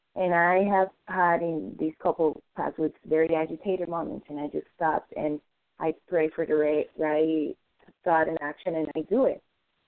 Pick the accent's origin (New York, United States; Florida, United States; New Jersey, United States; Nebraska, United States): Florida, United States; from Florida, recovering compulsive overeating for today.